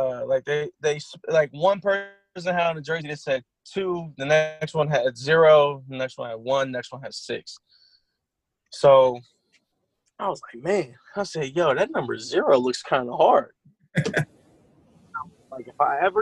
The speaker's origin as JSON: {"language": "English", "town": "Columbus", "region": "Ohio", "country": "United States", "said": "I'm from Columbus"}